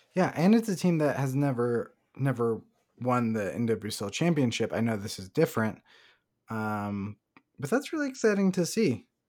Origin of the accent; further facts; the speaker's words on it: Salem, Oregon, United States; Salem, Oregon, my hometown